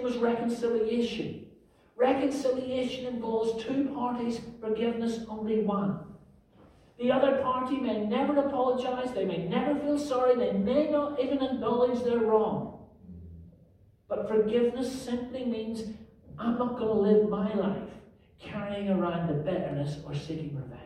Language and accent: English; Northern Ireland, United Kingdom; the 30-year troubles that consumed my home country when I was growing up